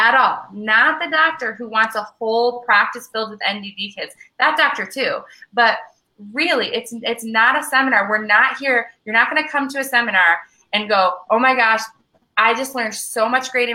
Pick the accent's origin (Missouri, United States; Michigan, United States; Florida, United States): Michigan, United States; I'm from Michigan